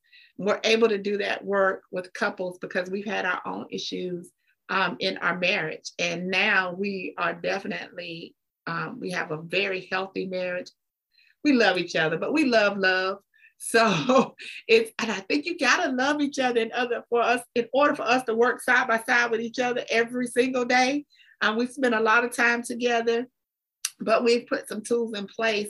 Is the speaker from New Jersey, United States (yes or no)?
no; Augusta, Georgia, United States; I am from Augusta. So I went to school, elementary, middle school, high school here in Augusta. My father was military, so I'm a military brat. But he retired at Fort Gordon, and that's how my family kind of got here.